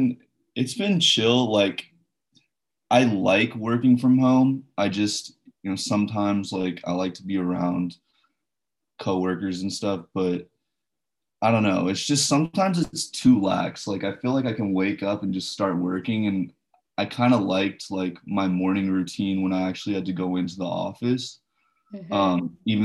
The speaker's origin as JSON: {"language": "English", "country": "Hong Kong", "tie": "born or raised there", "also_born_or_lived": "India", "said": "Yeah, I grew up in Hong Kong and India for a little bit. So I'm used to those tropical climates where it's, like, humid and hot"}